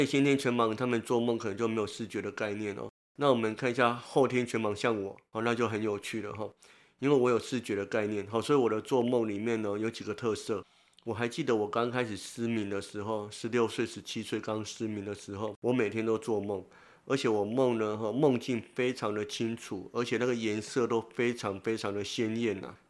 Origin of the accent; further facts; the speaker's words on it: Tainan, Taiwan; 从我们台南老家，从那个国华街